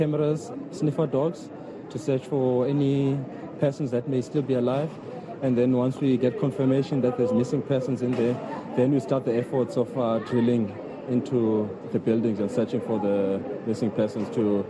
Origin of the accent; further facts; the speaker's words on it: South Africa; as South African paramedics